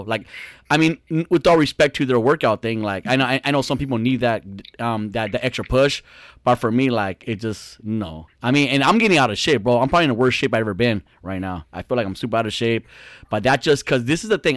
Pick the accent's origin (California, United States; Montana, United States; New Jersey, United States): California, United States; Fontana; we grew up in Fontana in Southridge